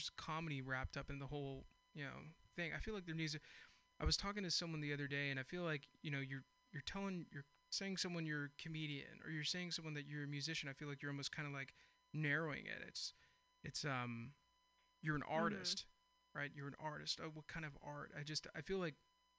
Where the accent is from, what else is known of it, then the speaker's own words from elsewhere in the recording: Castro Valley, California, United States; where I'm from Castro Valley